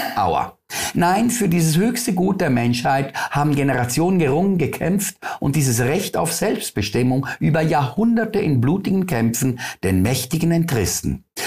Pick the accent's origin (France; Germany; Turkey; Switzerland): Switzerland